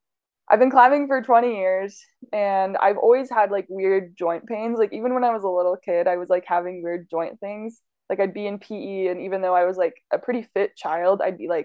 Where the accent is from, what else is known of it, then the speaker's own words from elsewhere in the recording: Idaho, United States; moved away as an adult; also born or lived in Logan, Utah / Colorado; now in St. George, United States; I grew up mostly in Idaho